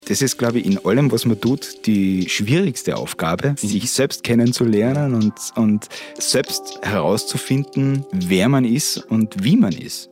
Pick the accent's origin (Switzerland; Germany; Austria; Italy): Austria; Steindorf am Ossiacher See, Carinthia; Stefan und ich sind beide in Steindorf aufgewachsen